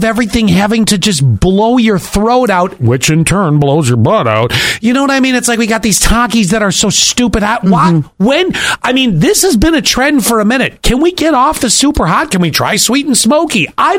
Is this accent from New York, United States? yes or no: yes; Buffalo, New York, United States; I grew up in Buffalo.